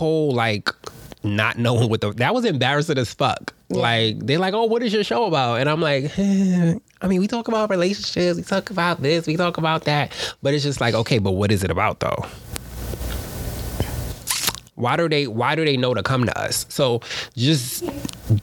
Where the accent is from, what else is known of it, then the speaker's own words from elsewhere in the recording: New York City, New York, United States; I'm from Harlem.